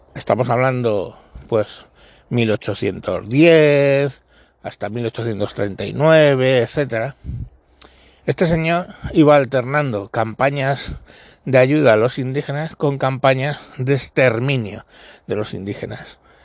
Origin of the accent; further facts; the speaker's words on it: Spain; los españoles